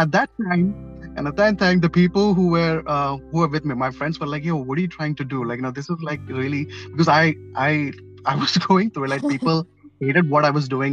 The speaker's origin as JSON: {"language": "English", "town": "Mumbai", "region": "Maharashtra", "country": "India", "tie": "born or raised there", "also_born_or_lived": "Kerala", "moved": "as an adult", "lives_now": "Philadelphia, United States", "said": "I'm from South India, Kerala. Okay. but I was born and brought up in Mumbai."}